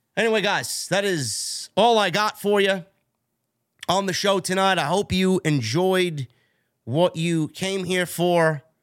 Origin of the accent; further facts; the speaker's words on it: New York City, New York, United States; I'm from the Bronx